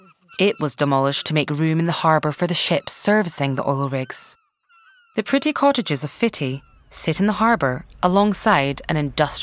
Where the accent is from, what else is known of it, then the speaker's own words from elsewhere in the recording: Aberdeenshire, Scotland, United Kingdom; I'm from Aberdeenshire